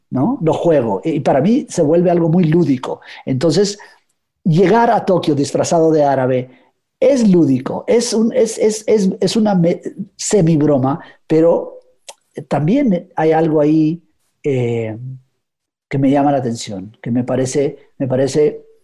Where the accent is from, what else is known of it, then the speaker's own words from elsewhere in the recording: Guatemala; pero cuando voy a Guatemala, de pronto cambia mi acento un poco, cambio el español, empiezo a hablar de voz, ¿no?